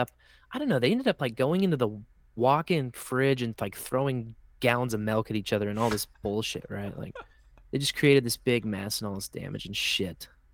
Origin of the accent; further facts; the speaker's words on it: Kansas City, Missouri, United States; I grew up here in the Kansas City area